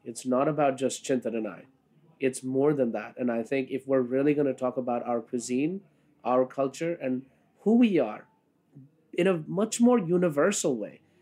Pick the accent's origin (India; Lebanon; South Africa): India; Kolkata, West Bengal; now in New York City, United States; I was born in Calcutta. Uh, that's what it was called then. Now it's called Kolkata, um, and moved here in 1996